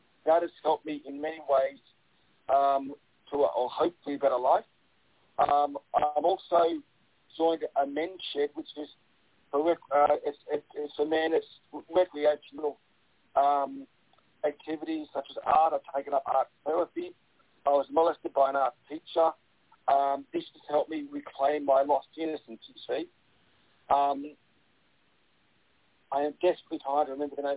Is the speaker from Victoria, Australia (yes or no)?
yes; Melbourne, Victoria, Australia; my home state of Victoria